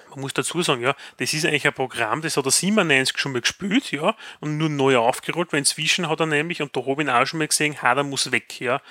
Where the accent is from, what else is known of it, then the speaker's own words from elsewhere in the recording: Graz, Styria, Austria; bei uns in Graz